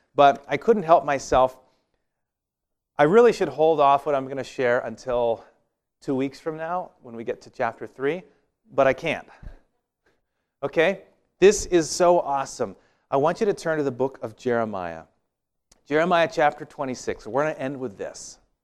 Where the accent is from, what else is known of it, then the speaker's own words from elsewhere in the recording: Walla Walla, Washington, United States; where I grew up in Walla Walla